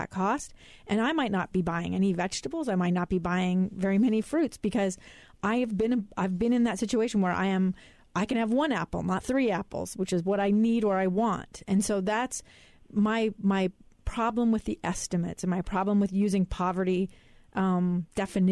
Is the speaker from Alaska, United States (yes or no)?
yes; Alaska, United States; now in Utah, United States; my hometown of Alaska